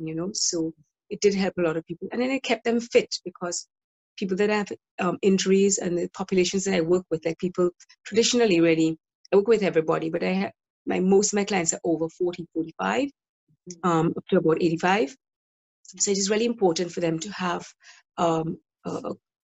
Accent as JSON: {"language": "English", "country": "Dominica", "moved": "yes", "lives_now": "Brighton and Hove, United Kingdom", "said": "I'm originally from Dominica"}